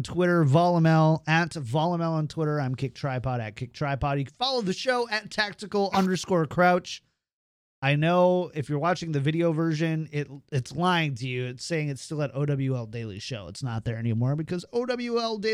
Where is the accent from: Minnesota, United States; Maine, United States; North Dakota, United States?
Minnesota, United States; I'm from like the most German part of Minnesota. So we had this guy in my hometown called Wally Pickle